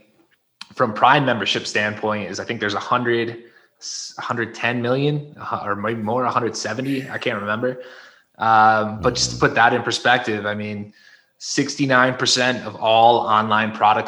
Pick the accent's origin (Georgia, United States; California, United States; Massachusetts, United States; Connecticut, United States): Connecticut, United States; moved away as an adult; now in Mexico; I am originally from Connecticut, grew up in the Northeast. However, now I live in Mexico